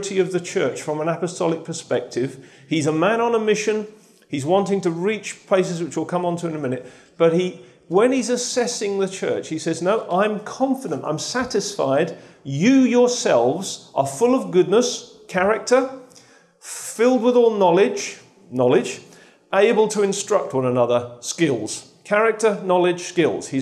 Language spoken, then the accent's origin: English; Lowestoft, East of England, United Kingdom; I come from Lowestoft.